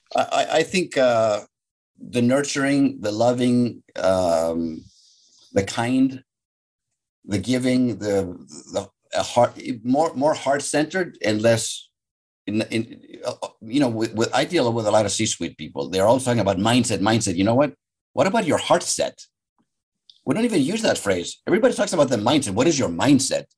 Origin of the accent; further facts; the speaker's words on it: Athens, Attica, Greece; now in Superior, United States; So I'm Greek. I was born and raised in Athens, Greece.